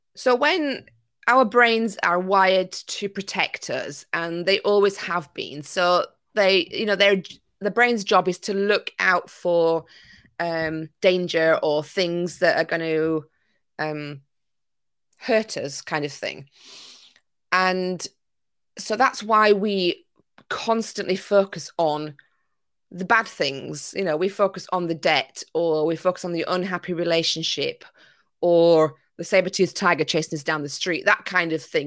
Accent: Yorkshire and the Humber, United Kingdom; also born or lived in Greece; now in Isle of Wight, United Kingdom; I'm originally from Yorkshire

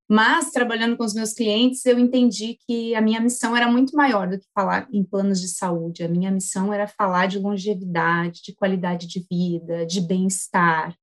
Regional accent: Cachoeirinha, Rio Grande do Sul, Brazil; accent: southern; sou natural aqui de Cachoeirinha, Rio Grande do Sul, cidade onde minha família toda está

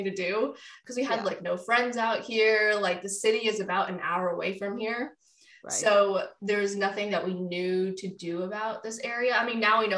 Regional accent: the Bay Area, California, United States; moved away as an adult; now in Oklahoma, United States; I grew up in the Bay Area

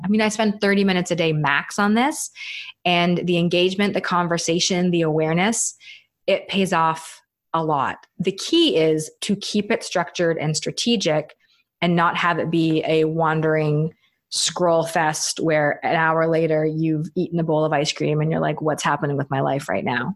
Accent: Canada; now in United States; I'm Canadian, even though I live in the states

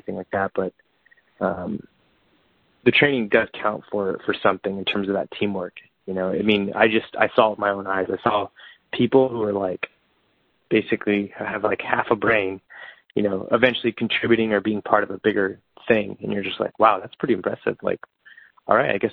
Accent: Bakersfield, California, United States; moved away as an adult; now in Los Angeles, United States; I actually went back to Bakersfield, my hometown, to save up a little bit of money.

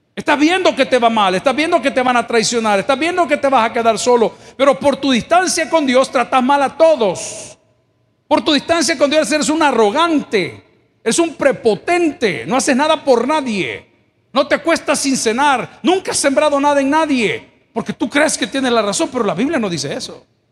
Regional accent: El Salvador; Yo soy indio, salvadoreño, 100%.

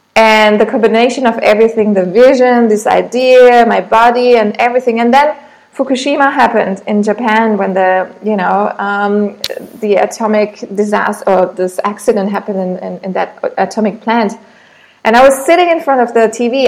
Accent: Germany; English is a second language; moved away as an adult; also born or lived in Munich; now in Thailand; I'm originally from Germany, but since a few years now, I've been living in Thailand

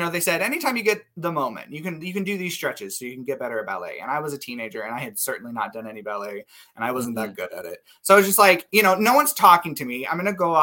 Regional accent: Nampa, Idaho, United States; also born or lived in Meridian, Idaho; I grew up in the Treasure Valley. So Meridian and then Nampa

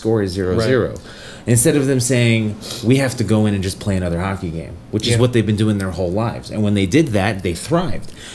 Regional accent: Colorado, United States; I'm from Colorado, so my team is the Colorado Avalanche

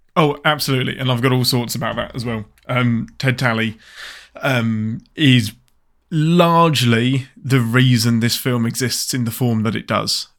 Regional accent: England, United Kingdom; I'm your Englishman

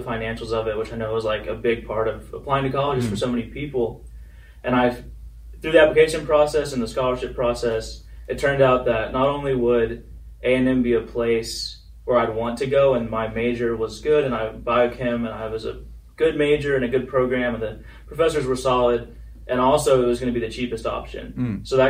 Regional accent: Alexandria, Virginia, United States; also born or lived in Belton, Texas; Well, I was born in Texas, in Belton, Texas, by Waco. But after some various opportunities and career changes, my dad finally graduated law school, and we moved to Alexandria, Virginia, because his firm is in D.C.

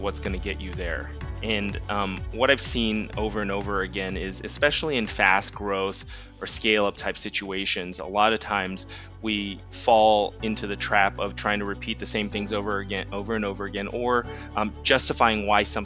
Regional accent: Los Angeles, California, United States; where I grew up at that time, it was really around a lot of hip hop and rap. And so for my first concert, I got in a car from

